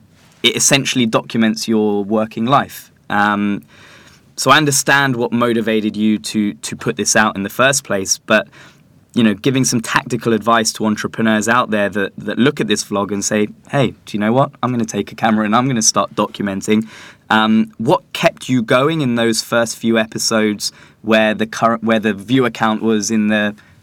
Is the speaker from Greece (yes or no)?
no; London, United Kingdom; born or raised there